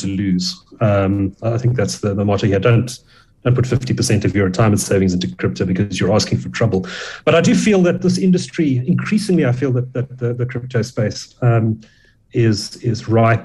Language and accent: English; Durban, KwaZulu-Natal, South Africa; I grew up in Durban